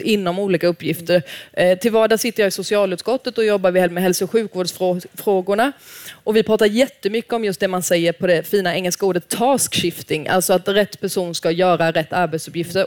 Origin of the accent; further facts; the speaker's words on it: Småland, Sweden; jag är smålänning